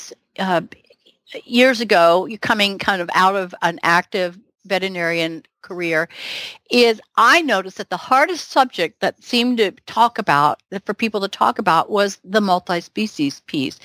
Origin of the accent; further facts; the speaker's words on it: the South, United States; I was raised Methodist Baptist in the South.